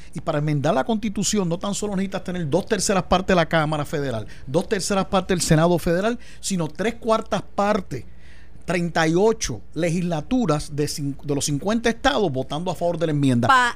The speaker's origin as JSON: {"language": "Spanish", "country": "Puerto Rico"}